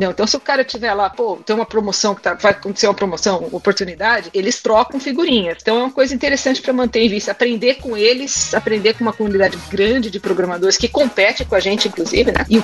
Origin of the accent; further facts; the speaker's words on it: Brazil; mas ó, desculpa, sabe? Eu sou do Brasil.